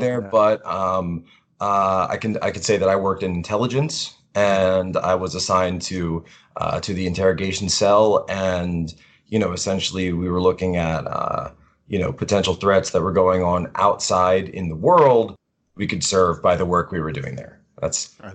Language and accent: English; Philadelphia, Pennsylvania, United States; moved away as an adult; now in Washington, D.C., United States; originally from Philadelphia, Pennsylvania area